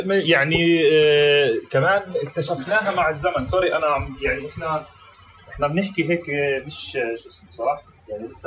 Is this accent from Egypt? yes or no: no; Palestine; لانه انا بامن انه احنا كفلسطينيين بنمارس آه، هويتنا بطرق مختلفه وباشكال مختلفه وباماكن مختلفه